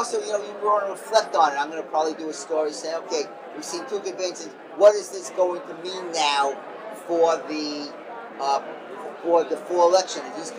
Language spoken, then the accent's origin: English; New York, United States; And we're all from New York